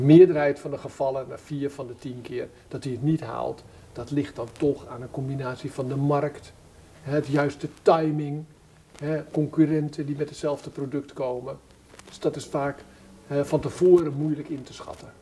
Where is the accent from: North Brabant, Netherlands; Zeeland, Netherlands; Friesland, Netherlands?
Zeeland, Netherlands; Wolphaartsdijk; ik ben geboren in Zeeland, ik ben een Zeeuw van geboorte en ik ben naar mijn geboorteplaats gegaan. Welke? Mijn geboorteplaats is Wolvaartsdijk